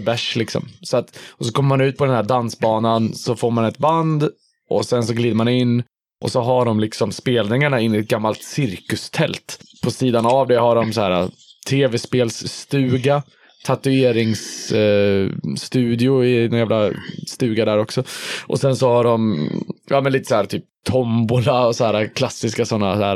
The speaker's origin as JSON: {"language": "Swedish", "town": "Hudiksvall", "region": "Gävleborg County", "country": "Sweden", "tie": "born or raised there", "also_born_or_lived": "Stockholm", "moved": "yes", "lives_now": "Gothenburg, Sweden", "said": "jag växte upp i Hudiksvall"}